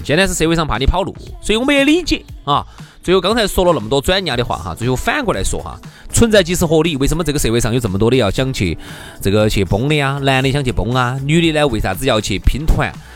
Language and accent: Chinese; Chengdu, Sichuan, China; 我们成都人